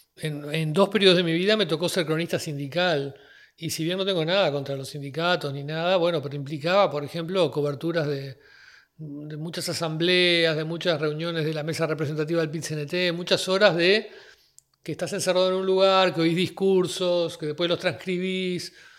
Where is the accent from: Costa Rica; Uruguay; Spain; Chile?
Uruguay; soy un uruguayo de 58 años